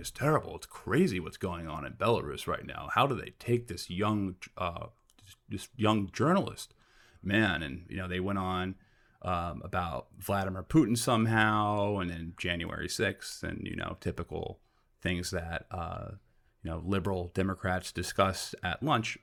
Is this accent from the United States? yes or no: yes; New York, United States; I'm from New York and, you know, we're used to this, like, metropolis